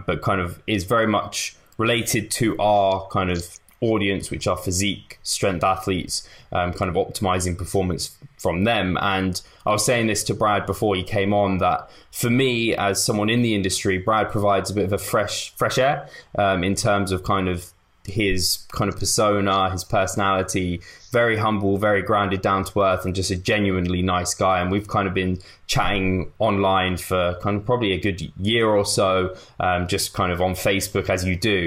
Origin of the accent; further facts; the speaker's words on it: England, United Kingdom; I'm English